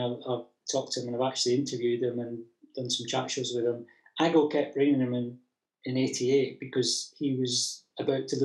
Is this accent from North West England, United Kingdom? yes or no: no; Scotland, United Kingdom; being a Scot